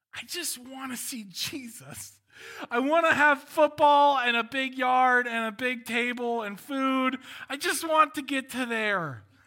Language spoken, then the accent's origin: English; Walnut Creek, California, United States; I was born in Walnut Creek